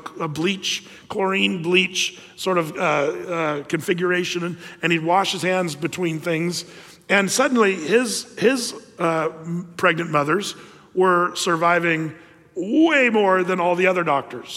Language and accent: English; Southern Oregon, United States; I grew up in Southern Oregon where we had rivers and lakes